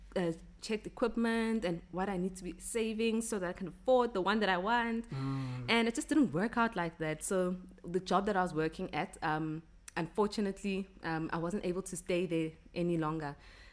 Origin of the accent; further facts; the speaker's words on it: Ekurhuleni, Gauteng, South Africa; also born or lived in Johannesburg; I grew up in the East Rand.